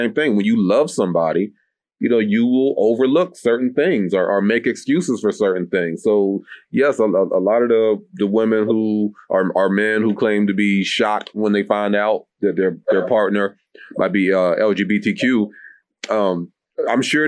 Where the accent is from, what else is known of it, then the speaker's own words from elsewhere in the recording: Texas, United States; moved away as an adult; also born or lived in Tennessee / Atlanta, Georgia; I'm from the South. I grew up in Texas and I got family all around. I went to school in Tennessee. I lived in Atlanta for a minute